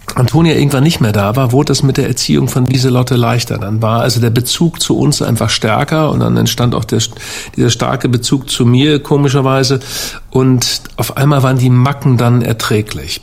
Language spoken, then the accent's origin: German; Hamburg, Germany; ich bin Hamburger